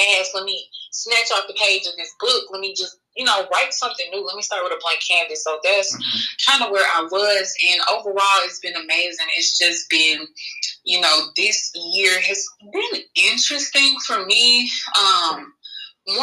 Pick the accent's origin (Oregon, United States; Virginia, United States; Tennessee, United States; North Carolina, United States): Tennessee, United States; Memphis; moved away; Memphis, my hometown where I'm from